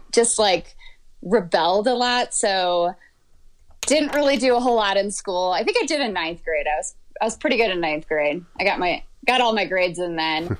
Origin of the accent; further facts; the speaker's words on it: Michigan, United States; moved away as an adult; also born or lived in Georgia; grew up in Michigan the whole time and was there until I was, I think, 31